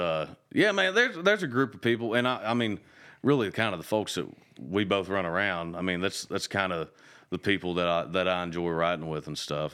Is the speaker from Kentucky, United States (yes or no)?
yes; Kentucky, United States; moved away; growing up in Kentucky